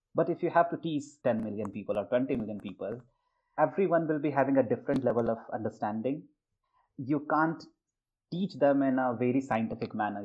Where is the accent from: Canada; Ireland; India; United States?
India; northern India; first language Hindi; English is a second language; moved away as an adult; also born or lived in Maharashtra; i was from the typical northern state which uses hindi so my mother tongue is hindi